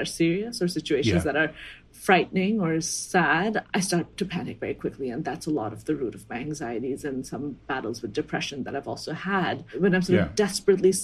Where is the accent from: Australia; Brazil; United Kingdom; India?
India; as an Indian woman